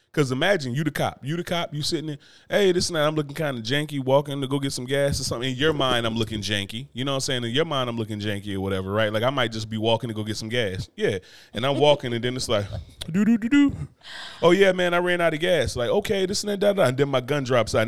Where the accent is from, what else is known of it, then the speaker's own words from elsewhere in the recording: New Jersey, United States; moved away; my home state of New Jersey.